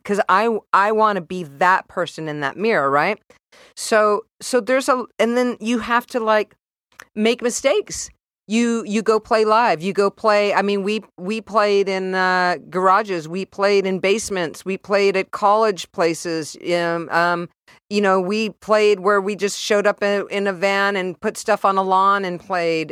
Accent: San Diego, California, United States; moved away as an adult; also born or lived in San Francisco; I was raised in San Diego

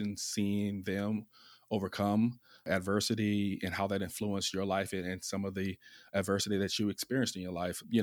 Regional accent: Virginia, United States; accent: Southern; now in New Jersey, United States; I'm from the South, from Virginia, and live in New Jersey now, so Northeast.

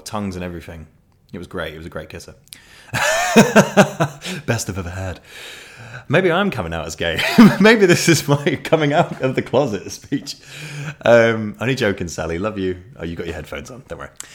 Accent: Ashford, South East England, United Kingdom; where I was born in Ashford in Kent

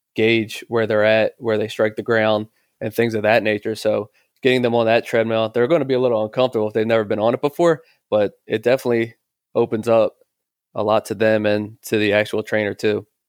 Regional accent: Philadelphia, Pennsylvania, United States; my father was a fighter in Philadelphia, so I'm originally from Philadelphia

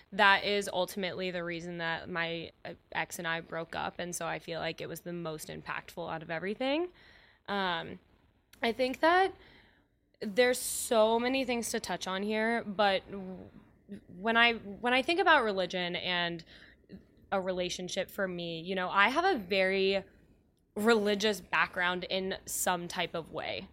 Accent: Cincinnati, Ohio, United States; moved away as an adult; also born or lived in Indiana; now in Chicago, United States; I am from Cincinnati, and I, um, went to school there

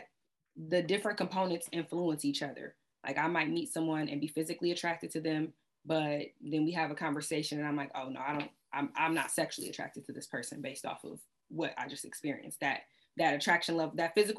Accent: Ohio, United States; moved away as an adult; also born or lived in Washington, D.C.; I'm from Ohio

